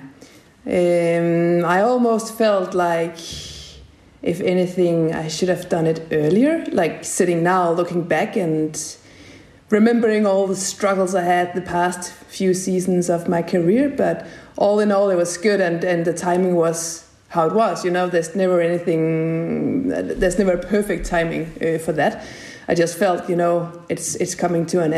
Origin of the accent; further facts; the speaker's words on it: middle of Jutland, Central Denmark Region, Denmark; I grew up exactly in the middle of Jutland